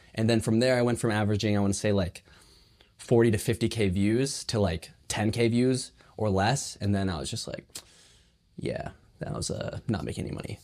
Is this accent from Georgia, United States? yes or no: no; Burlingame, California, United States; I'm from San Francisco Bay Area, uh, specifically, like, Burlingame area.